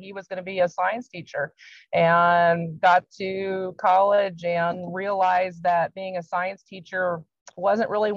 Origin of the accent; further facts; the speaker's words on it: Washington, United States; moved away as an adult; also born or lived in Oregon; now in Iowa, United States; I grew up in Washington State